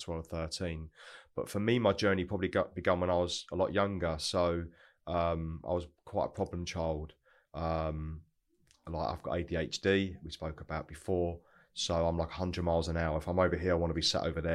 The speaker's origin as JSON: {"language": "English", "town": "Broxbourne", "region": "East of England", "country": "United Kingdom", "tie": "born or raised there", "also_born_or_lived": "North London", "said": "I grew up in Hertfordshire, which is really really nice part of the world. A place called Broxbourne"}